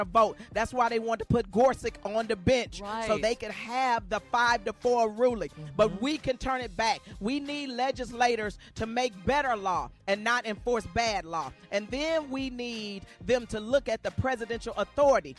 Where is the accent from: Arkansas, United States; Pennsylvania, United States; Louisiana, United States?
Arkansas, United States; I'm from Arkansas